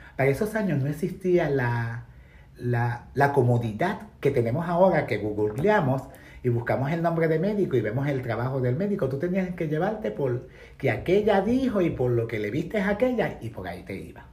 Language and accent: Spanish; Puerto Rico; moved away as an adult; now in New York, United States; soy puertorriqueña, nací en la década de los 70